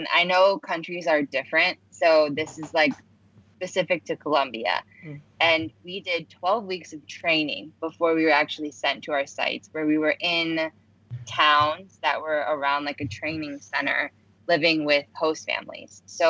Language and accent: English; Chicago, Illinois, United States; moved away as an adult; now in New York, United States; my hometown outside of Chicago.